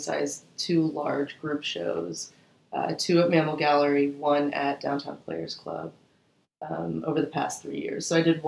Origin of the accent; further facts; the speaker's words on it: Atlanta, Georgia, United States; also born or lived in Doraville, Georgia / Florida / Savannah, Georgia; Spent most of my childhood in the Atlanta metro area.